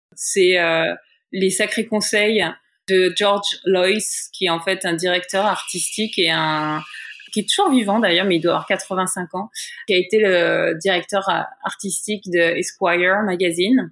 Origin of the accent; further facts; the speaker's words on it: France; moved away as an adult; now in New York, United States; en tant que française